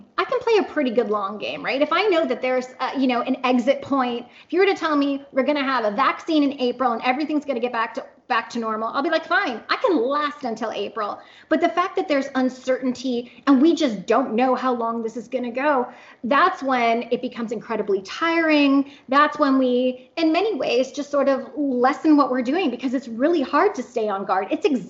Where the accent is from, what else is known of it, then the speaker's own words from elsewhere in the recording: Canada; now in Oklahoma, United States; because I am in Oklahoma and I am kind of isolated. I'm Canadian, so my family's 2,000 kilometers away.